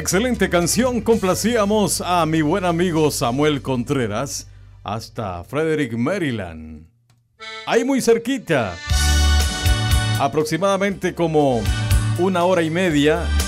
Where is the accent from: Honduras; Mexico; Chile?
Honduras; southern Honduras; promoción 92 del JCB. En aquellos años era el mejor colegio, ¿verdad? De la zona sur de Honduras